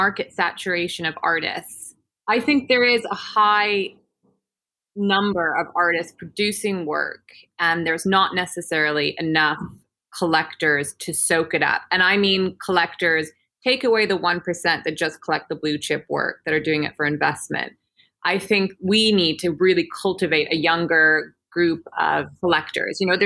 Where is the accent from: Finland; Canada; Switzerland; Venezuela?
Canada; Peachland, British Columbia; moved away as an adult; now in London, United Kingdom; I'm from a tiny little town called Peachland in Canada